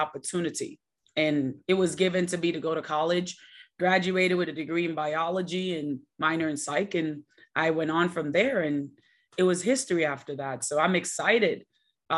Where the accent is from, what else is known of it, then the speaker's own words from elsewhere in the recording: Jamaica; now in United States; I was born and raised in Jamaica